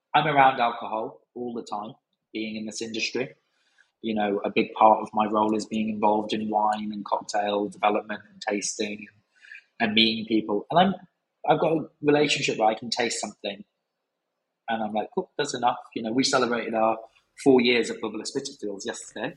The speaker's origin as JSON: {"language": "English", "town": "Brighton", "region": "South East England", "country": "United Kingdom", "tie": "born or raised there", "also_born_or_lived": "Cumbria", "said": "moving back to Brighton because I grew up in Brighton"}